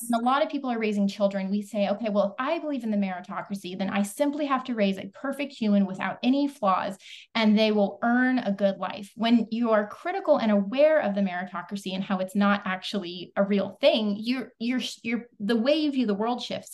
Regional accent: the Ozarks, United States; now in Texas, United States; I come from the Ozarks originally, I live in Texas now.

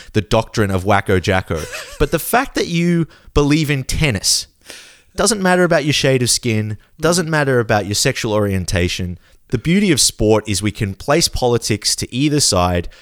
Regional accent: Australia; we grew up in Australia seeing on television

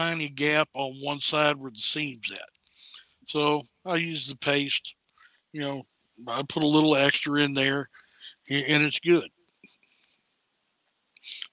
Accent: Harrison County, Kentucky, United States; here in my hometown

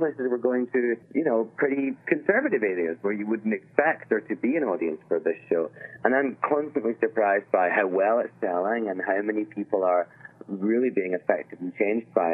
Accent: Scotland, United Kingdom; moved away; I'm Scottish

